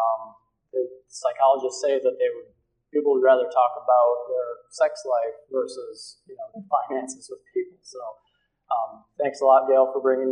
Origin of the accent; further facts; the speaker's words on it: Battle Creek, Michigan, United States; I grew up in Battle Creek, so not too far from here.